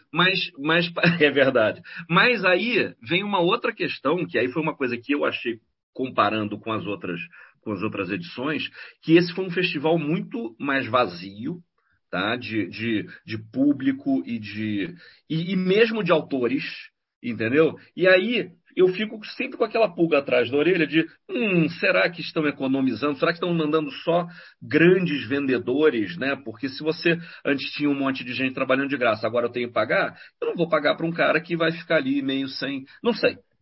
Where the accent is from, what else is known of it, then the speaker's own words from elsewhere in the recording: Brazil; now in Europe; eu sou do Brasil